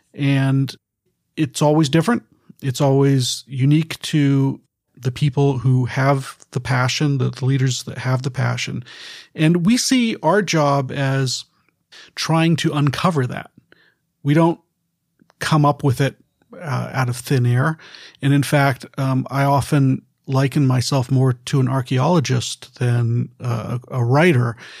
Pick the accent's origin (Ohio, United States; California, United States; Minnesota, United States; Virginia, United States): California, United States; Bay Area; I was born and raised here in the Bay Area